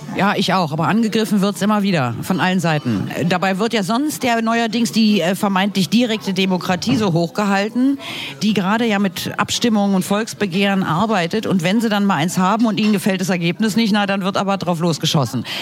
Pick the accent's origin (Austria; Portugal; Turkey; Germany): Germany; Berlin; Wir als Berliner